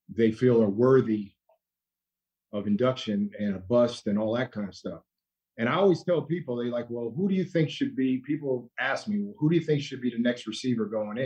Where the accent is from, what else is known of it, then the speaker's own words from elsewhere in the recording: Allentown, Pennsylvania, United States; now in San Diego, United States; San Diego's my home, but I'm from Allentown, Pennsylvania, a little old town, uh, about an hour, 15 minutes from Philly.